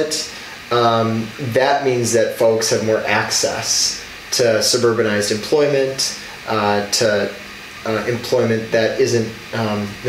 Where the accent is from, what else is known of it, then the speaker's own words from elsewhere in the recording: Racine, Wisconsin, United States; also born or lived in Krasnodar, Russia; I have a deep love and affinity for my hometown, Racine